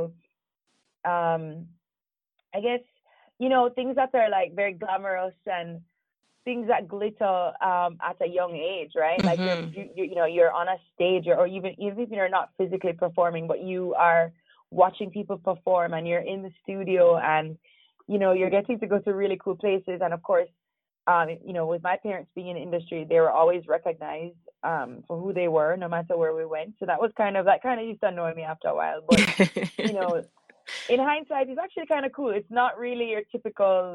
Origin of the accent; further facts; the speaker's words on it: Jamaica; also born or lived in Toronto, Canada; I'm actually definitely born in Jamaica, born and raised in Jamaica